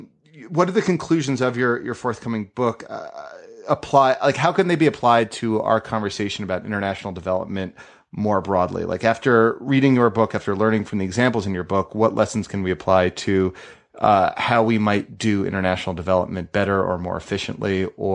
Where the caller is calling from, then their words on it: Colorado, United States; I'm calling you from Colorado